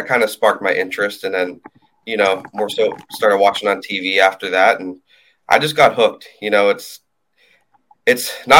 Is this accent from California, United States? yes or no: no; Pittsburgh, Pennsylvania, United States; moved away as an adult; also born or lived in Oahu, Hawaii; now in Kauai, United States; here about on Kauai 6 or 7 years now. Before that, lived on Oahu for 2 years. Before that, I grew up in Pennsylvania, just outside Pittsburgh.